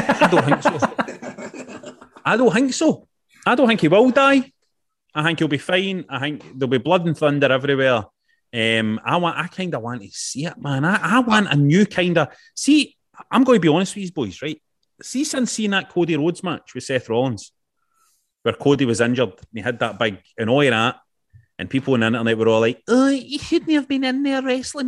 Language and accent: English; Scotland, United Kingdom; As a Scottish wrestling fan